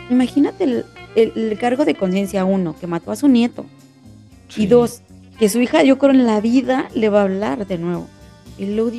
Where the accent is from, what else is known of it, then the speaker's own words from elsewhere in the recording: Mexico; por muy que digan, somos mexicanos, estábamos acostumbrados, no se debe de hacer.